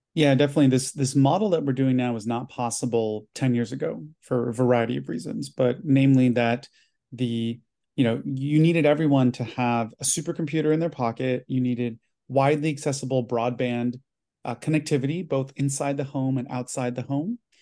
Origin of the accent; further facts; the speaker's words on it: United States; I'm Chinese American, first generation